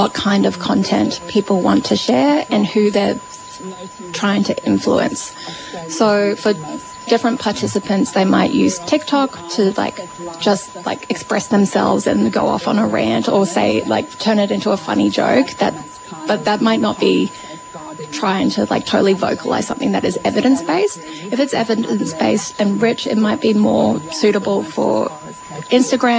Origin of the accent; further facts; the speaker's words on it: Brisbane, Queensland, Australia; now in Melbourne, Australia; I grew up in Meenyan and I live here in Naam